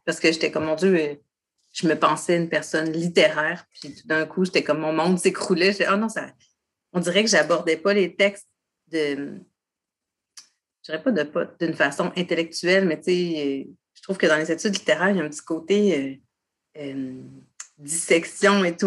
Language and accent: French; Château-Richer, Quebec, Canada; J'ai grandi sur la côte de Beaupré, à Château-Richer.